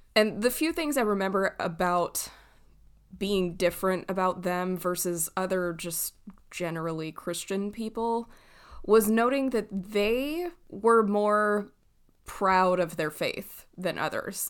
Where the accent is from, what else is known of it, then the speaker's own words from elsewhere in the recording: Southern California, United States; moved away; I grew up in Southern California